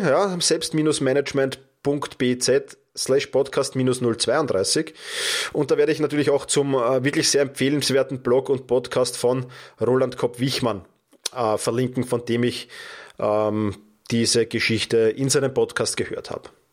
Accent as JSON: {"language": "German", "country": "Austria", "said": "bei uns in Österreich"}